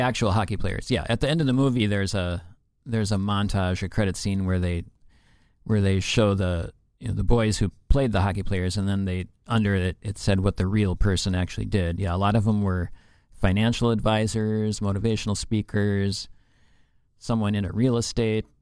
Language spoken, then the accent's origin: English; Minnesota, United States; we are in Minnesota. We're from Minnesota